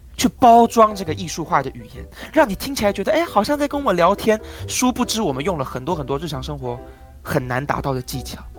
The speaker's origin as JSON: {"language": "Chinese", "country": "Taiwan", "also_born_or_lived": "Hong Kong", "said": "我们台湾人讲话就是这个样子啦"}